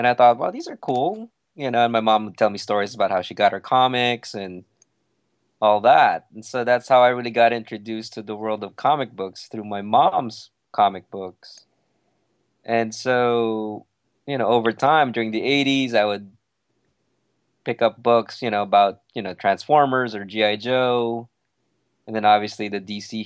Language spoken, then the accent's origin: English; Philippines; now in United States; when I grew up in the Philippines